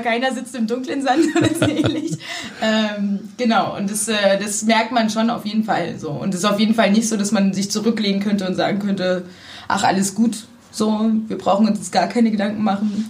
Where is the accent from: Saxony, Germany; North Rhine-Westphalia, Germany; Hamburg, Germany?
Saxony, Germany; Zwickau; moved away as an adult; now in Cottbus, Germany; Ich komme ursprünglich aus Sachsen.